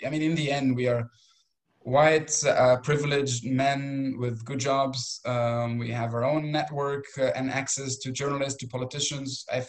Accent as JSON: {"language": "English", "country": "Israel", "tie": "born or raised there", "lives_now": "Europe", "said": "And maybe to go back to where I grew up in Israel, it's all over the place."}